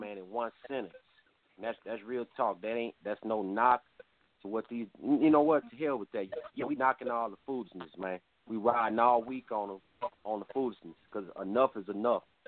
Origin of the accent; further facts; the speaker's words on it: Texas, United States; I'm from Texas